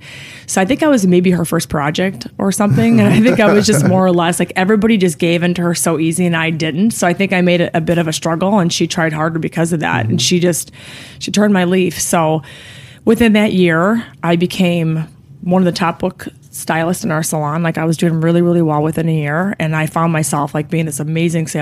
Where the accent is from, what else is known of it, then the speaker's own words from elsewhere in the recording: Flossmoor, Illinois, United States; So I'm born and raised in the south suburbs of Chicago. I still actually I still reside there, but it's more or less, I was from Flossmoor